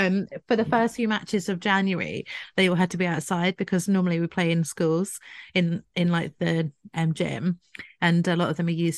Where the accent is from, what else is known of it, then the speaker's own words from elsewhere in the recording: Scotland, United Kingdom; I've got quite a high tolerance being Scottish, though.